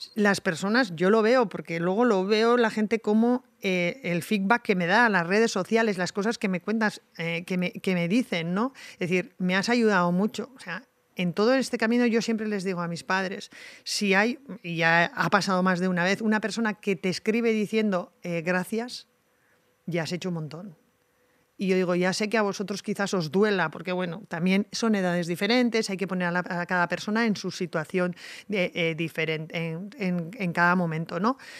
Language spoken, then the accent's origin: Spanish; Tolosa, Basque Country, Spain; en el Club de Montaña de mi pueblo